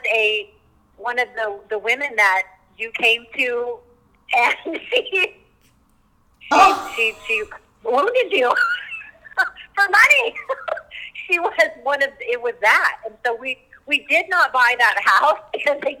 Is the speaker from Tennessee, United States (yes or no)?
no; Louisville, Colorado, United States; moved away as an adult; also born or lived in Beverly Hills, California / Denver, Colorado; I grew up in Louisville, so we moved back